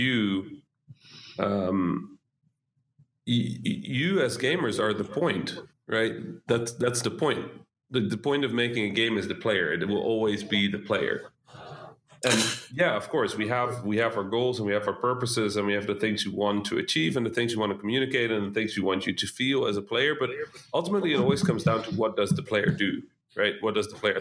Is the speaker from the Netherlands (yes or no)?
yes; Netherlands; English is a second language; I'm Dutch, right? Like Dutch-Egyptian, so I didn't speak any English.